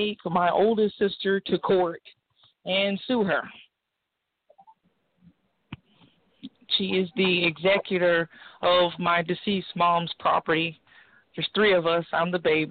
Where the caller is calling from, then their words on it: Savannah, Georgia, United States; calling from Savannah, Georgia